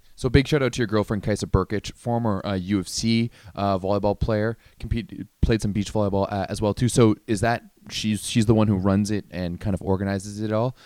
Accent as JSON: {"language": "English", "town": "Ottawa", "region": "Ontario", "country": "Canada", "tie": "born or raised there", "said": "I grew up in Ottawa"}